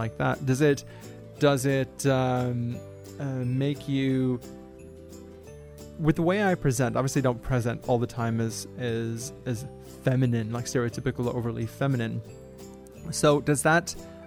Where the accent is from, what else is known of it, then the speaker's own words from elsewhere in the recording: St. Louis, Missouri, United States; now in Australia; we come from and who we are as from St. Louis